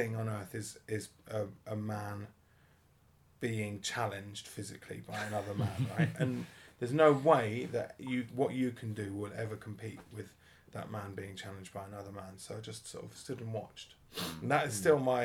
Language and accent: English; Welwyn Garden City, East of England, United Kingdom; I grew up around here, Stevenage